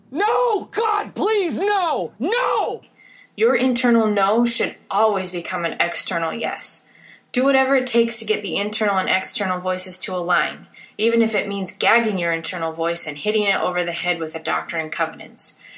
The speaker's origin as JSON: {"language": "English", "town": "Salt Lake City", "region": "Utah", "country": "United States", "tie": "born or raised there", "said": "I grew up in Salt Lake. I went to the same high school that my parents went to."}